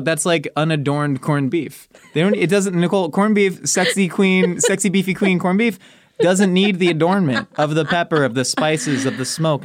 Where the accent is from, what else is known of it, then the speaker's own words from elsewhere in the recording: Orange County, California, United States; where I grew up in Orange County, about fifty miles south of L